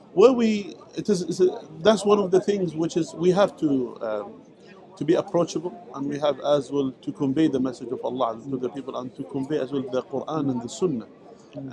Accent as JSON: {"language": "English", "country": "Jordan", "also_born_or_lived": "Saudi Arabia", "moved": "as an adult", "said": "I am originally from Jordan, mm. uh, from the tribes of Jordan"}